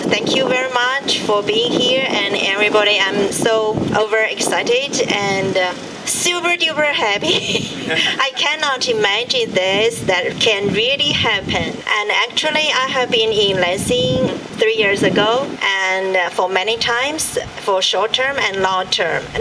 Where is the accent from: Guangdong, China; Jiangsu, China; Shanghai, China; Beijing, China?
Jiangsu, China; Nanjing; I'm from big city, and in Nanjing we have a big company in education